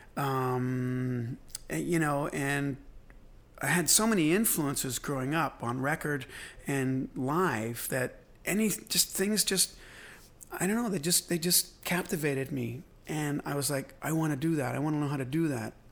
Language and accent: English; Belfast, Northern Ireland, United Kingdom; moved away; I was born in Belfast